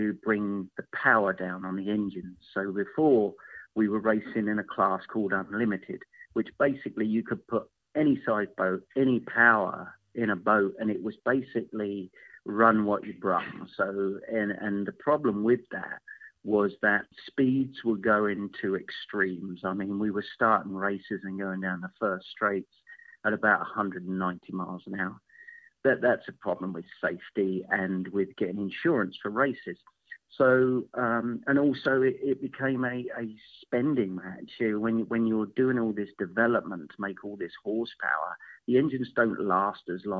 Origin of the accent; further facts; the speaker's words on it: England, United Kingdom; now in United States; I'm obviously not from here. I'm from England